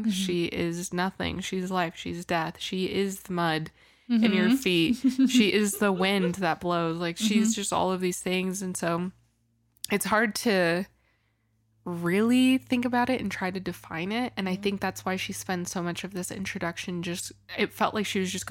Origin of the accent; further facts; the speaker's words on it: Washington, United States; I was born in Washington, so I love the ocean.